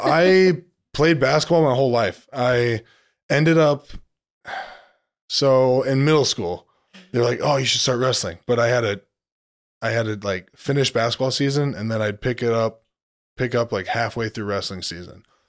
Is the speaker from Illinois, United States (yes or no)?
yes; Orion, Illinois, United States; I'm from Orion, Illinois, town about nineteen hundred, just south of Moline, Illinois